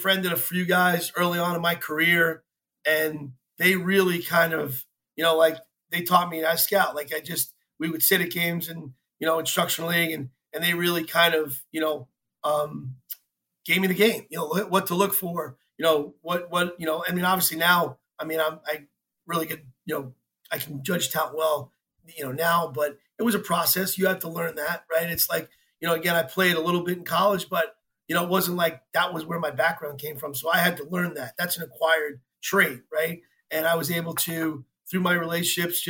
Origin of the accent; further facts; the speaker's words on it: New York, United States; I grew up in New York